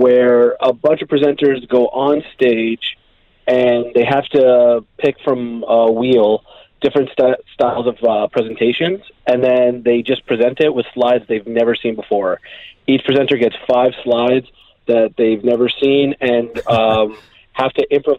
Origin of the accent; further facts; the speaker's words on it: Canada; moved away as an adult; now in Dubai, United Arab Emirates; growing up in Canada